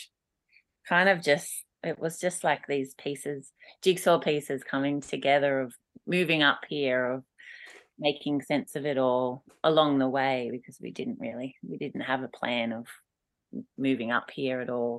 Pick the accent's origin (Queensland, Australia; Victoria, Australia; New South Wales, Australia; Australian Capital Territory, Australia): New South Wales, Australia; Mudgee; moved away as an adult; also born or lived in Melbourne / England; the beautiful place where I grew up along the Maru River